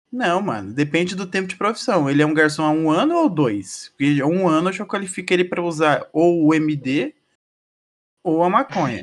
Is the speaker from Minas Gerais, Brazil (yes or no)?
no; Paraná, Brazil; a gente é do Paraná